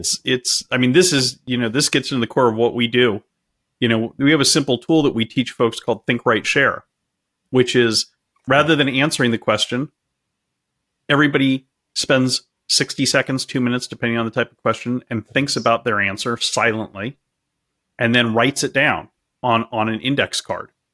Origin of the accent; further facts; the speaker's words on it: California, United States; I'm, I'm from California and I'm, I'm broadcasting from California right now